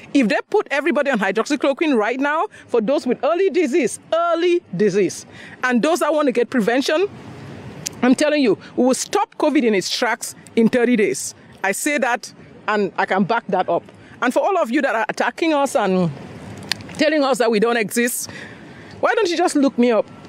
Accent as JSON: {"language": "English", "country": "Cameroon", "also_born_or_lived": "Nigeria", "moved": "yes", "lives_now": "Houston, United States", "said": "I'm from Cameroon originally, and I went to medical school in Nigeria"}